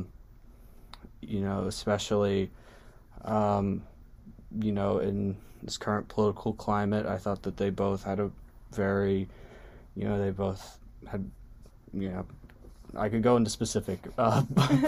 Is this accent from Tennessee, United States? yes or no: yes; Nashville, Tennessee, United States; I'm from Nashville, Tennessee.